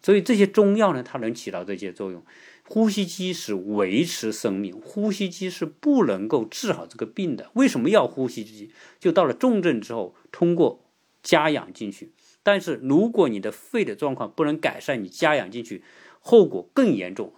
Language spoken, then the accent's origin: Chinese; China; 作为一个中国人